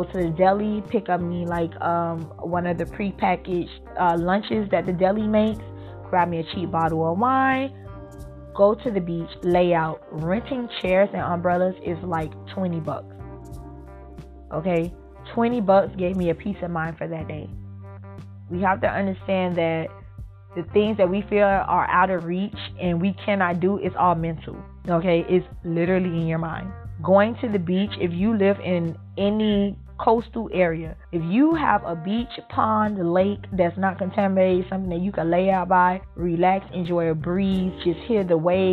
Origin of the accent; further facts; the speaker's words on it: Miami, Florida, United States; I was born and raised here in Miami